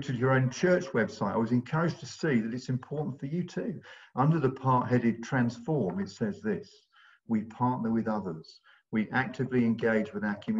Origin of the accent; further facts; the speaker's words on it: London, United Kingdom; moved away as an adult; also born or lived in Bristol; now in Long Ashton, United Kingdom; We're originally from London, but we've moved to Bristol about 40 years ago